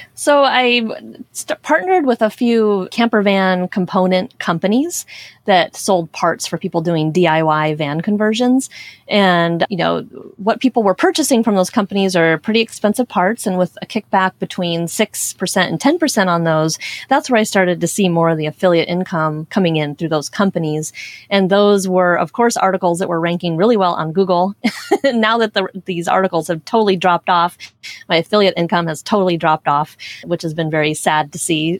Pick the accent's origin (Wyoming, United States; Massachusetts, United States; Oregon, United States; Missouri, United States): Oregon, United States; Portland; moved away; I grew up in Portland, Oregon